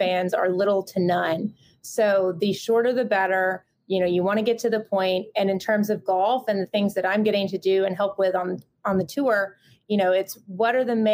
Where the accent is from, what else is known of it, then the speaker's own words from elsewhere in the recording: Southeast, United States; growing up in the Southeast